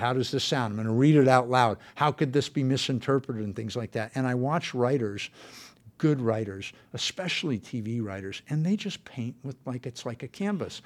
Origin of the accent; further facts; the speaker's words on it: San Fernando Valley, California, United States; I grew up in the San Fernando Valley